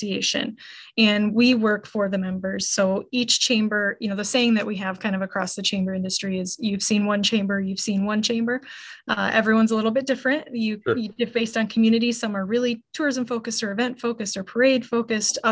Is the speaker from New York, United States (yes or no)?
no; Charlevoix, Michigan, United States; born and raised in Charlevoix